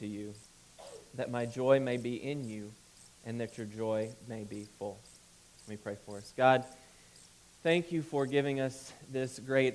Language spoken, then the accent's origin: English; Alabama, United States; moved away; I grew up in Alabama